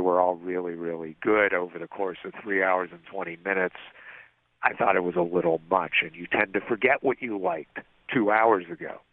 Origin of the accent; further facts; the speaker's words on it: Pittsburgh, Pennsylvania, United States; moved away; My hometown